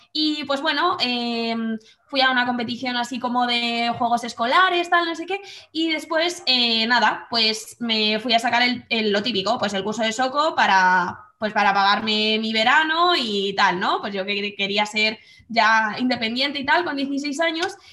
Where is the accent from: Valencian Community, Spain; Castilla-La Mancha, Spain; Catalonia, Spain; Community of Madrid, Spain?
Community of Madrid, Spain; Madrid; moved away as an adult; now in Guadalajara, Spain; soy de Madrid y ahora mismo vivo en Guadalajara